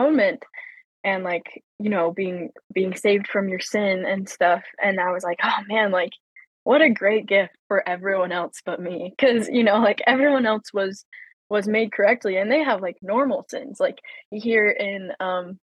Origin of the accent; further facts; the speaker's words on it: Logan, Utah, United States; also born or lived in Riverton, Utah / Provo, Utah; I grew up in Logan, Utah, moved to Riverton, Utah at 14.